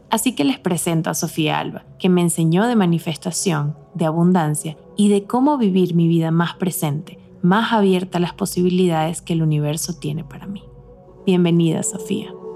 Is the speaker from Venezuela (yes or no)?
yes; Venezuela; moved away as an adult; now in Mexico City, Mexico